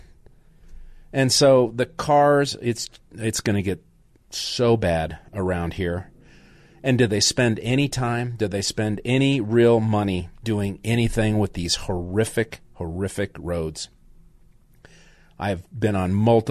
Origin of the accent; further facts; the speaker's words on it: Denver, Colorado, United States; moved away; I grew up in Wash Park and Downing, and between Alameda and Evans and on Downing. That was my stomping grounds as a little boy